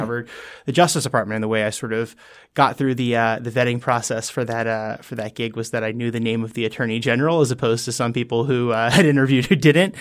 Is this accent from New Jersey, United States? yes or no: yes; New Jersey, United States; moved away as an adult; now in Washington, D.C., United States; I was from New Jersey originally